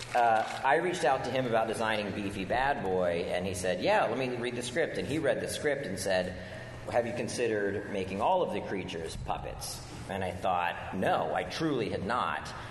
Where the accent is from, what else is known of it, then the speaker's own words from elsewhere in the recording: D.C., District of Columbia, United States; moved away; I grew up outside of Washington, D.C.